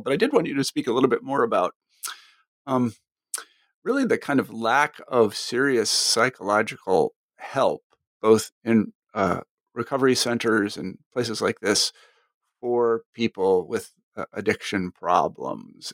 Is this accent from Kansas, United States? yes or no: yes; Kansas, United States; moved away as an adult; I came from Kansas